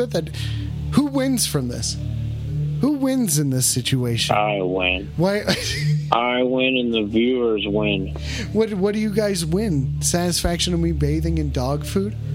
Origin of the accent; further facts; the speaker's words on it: Englewood, United States; I'm from Englewood, and I don't have an OnlyFans.